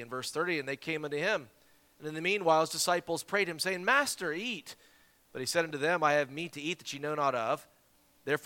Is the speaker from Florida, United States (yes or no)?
no; Simpsonville, South Carolina, United States; That's my hometown, Simpsonville, Greenville area there